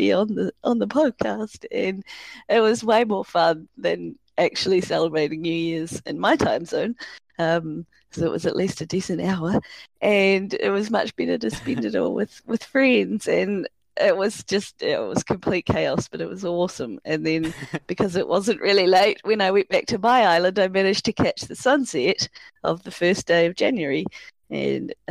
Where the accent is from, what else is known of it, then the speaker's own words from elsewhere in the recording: New Zealand; I'm not Māori, but I am from New Zealand, and we love our language here